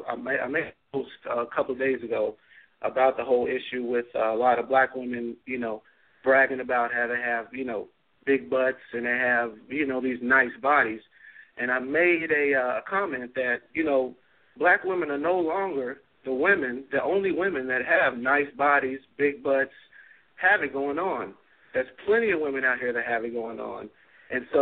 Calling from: New Jersey, United States; I'm actually calling in from New Jersey

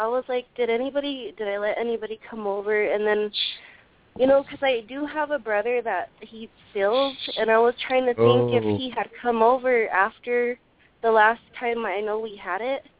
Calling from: Colorado, United States; I'm calling from Colorado.

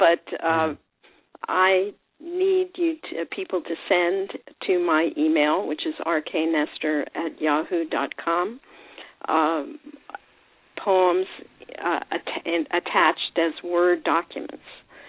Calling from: Lake Forest, California, United States; I'm calling from Lake Forest, California. That's in Orange County

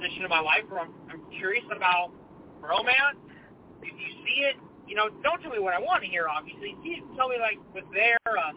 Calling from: California, United States; I'm calling from California.

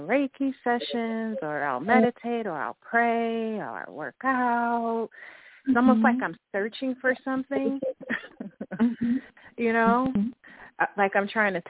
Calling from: Fort Lauderdale, Florida, United States; I'm calling from the Fort Lauderdale, Miami area.

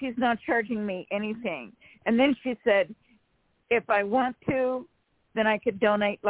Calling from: California, United States; from California.

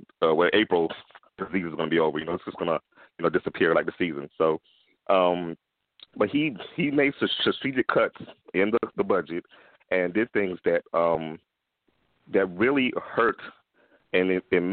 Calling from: Atlanta, Georgia, United States; Hey, this is … I'm calling from Atlanta.

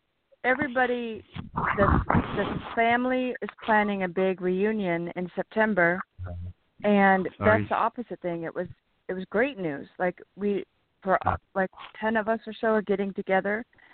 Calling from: California, United States; This is … from California.

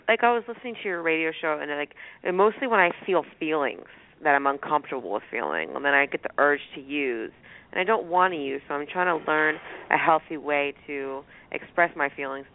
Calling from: Walnut Creek, California, United States; I'm from Walnut Creek, California.

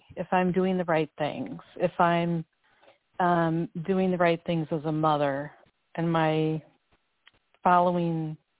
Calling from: Minnesota, United States; I'm calling from Minnesota.

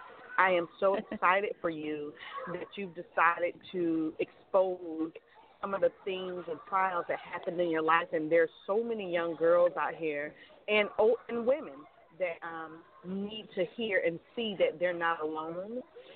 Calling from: Sarasota, Florida, United States; I'm calling from Sarasota, Florida.

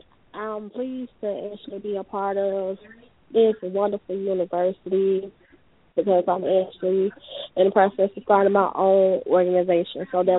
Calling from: Atlanta, Georgia, United States; I'm calling from Atlanta, Georgia.

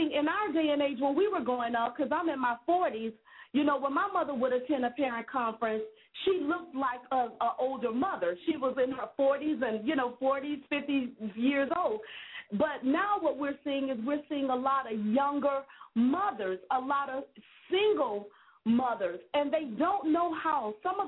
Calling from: West Palm Beach, Florida, United States; I'm calling from West Palm Beach, Florida, and I work with a lot of young middle school students

